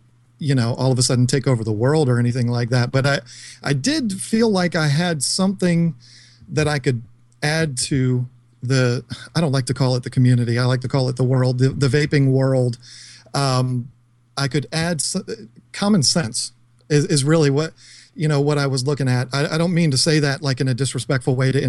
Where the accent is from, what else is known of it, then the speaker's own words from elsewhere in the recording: King George, Virginia, United States; I'm from King George, Virginia